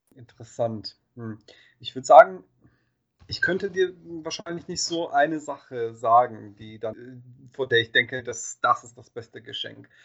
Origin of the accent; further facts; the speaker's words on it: Bosnia & Herzegovina; moved away; ich bin ja in Bosnien aufgewachsen